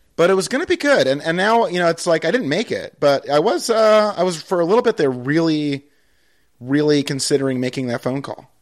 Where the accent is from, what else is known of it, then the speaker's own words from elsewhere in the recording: Pittsfield, Massachusetts, United States; Pittsfield, my hometown